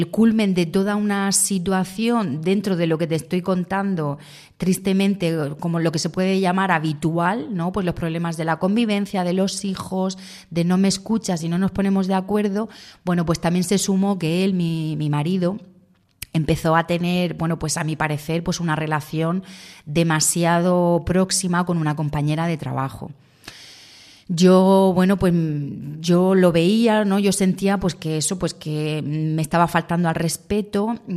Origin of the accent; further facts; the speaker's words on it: Andorra; now in Murcia, Spain; yo bueno, me, vine de Andorra a vivir a Murcia, a estudiar.